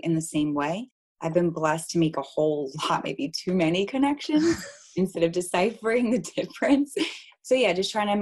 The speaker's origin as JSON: {"language": "English", "region": "New Jersey", "country": "United States", "moved": "yes", "lives_now": "Baltimore, United States", "said": "I'm from New Jersey"}